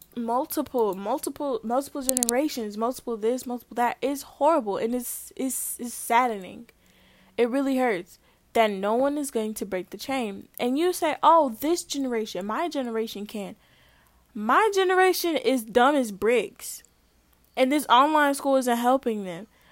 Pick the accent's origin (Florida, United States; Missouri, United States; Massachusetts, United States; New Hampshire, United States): Missouri, United States; St. Louis; growing up in Saint Louis